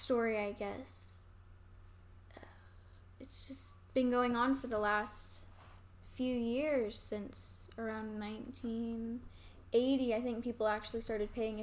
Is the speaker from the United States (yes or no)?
yes; Lawton, Oklahoma, United States; I grew up in Lawton